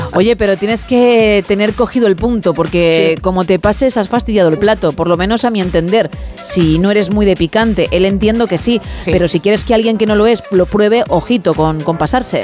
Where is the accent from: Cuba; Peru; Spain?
Spain; Madrid, Community of Madrid; yo soy madrileña